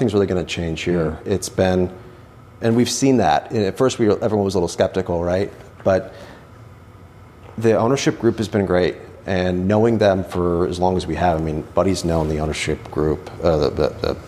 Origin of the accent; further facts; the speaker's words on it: Western New York, United States; moved away as an adult; also born or lived in Richmond, Virginia; now in Washington, D.C. area, United States; I'm from Western New York originally